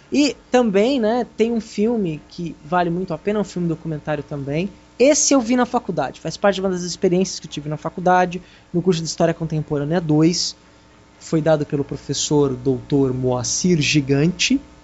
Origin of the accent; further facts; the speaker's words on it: Brazil; Somos brasileiros